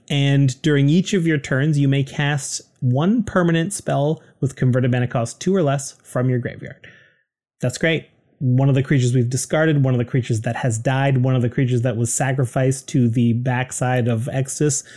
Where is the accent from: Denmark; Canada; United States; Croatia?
Canada; We're proud Canadian podcasters